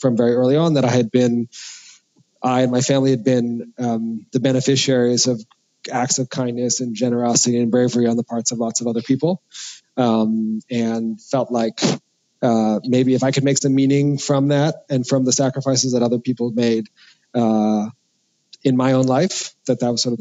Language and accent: English; New York City, New York, United States; I grew up in New York City